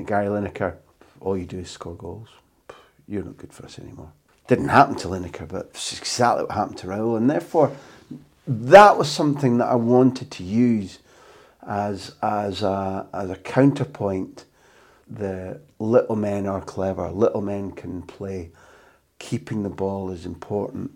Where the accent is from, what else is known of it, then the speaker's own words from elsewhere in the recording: United Kingdom; moved away; as a Brit abroad